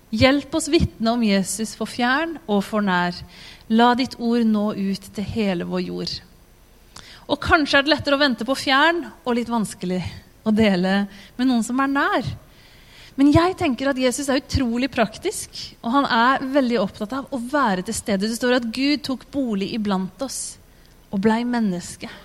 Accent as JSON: {"language": "Norwegian", "country": "Tanzania", "tie": "born there", "said": "Jeg er født som misjonærbarn i Tanzania. Og min klare plan da jeg ble født, det var at jeg skulle bli tanzanianer."}